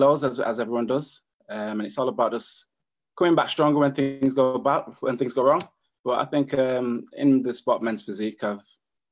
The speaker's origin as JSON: {"language": "English", "country": "United Kingdom", "said": "from Great Britain"}